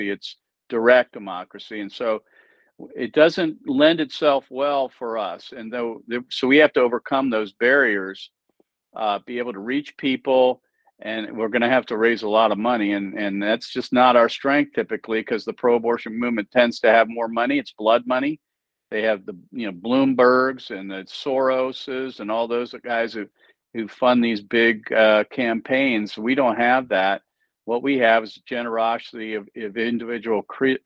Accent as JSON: {"language": "English", "region": "Ohio", "country": "United States", "tie": "born or raised there", "said": "my home state and yours, that is the state of Ohio"}